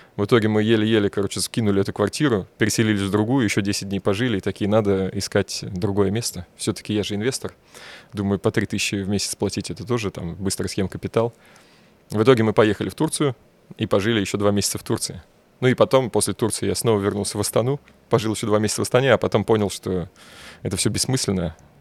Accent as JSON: {"language": "Russian", "region": "Bashkortostan", "country": "Russia", "moved": "yes", "said": "я татарин, ребят. Я говорю, я вообще из Башкирии"}